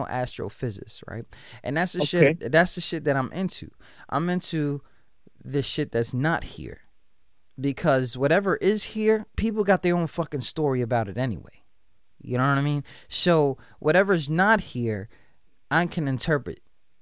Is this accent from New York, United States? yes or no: yes; New York, United States; I came from New York